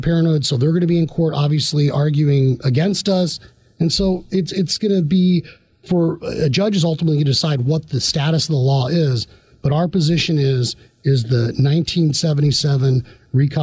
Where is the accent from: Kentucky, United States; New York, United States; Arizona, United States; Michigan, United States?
Arizona, United States; growing up in Arizona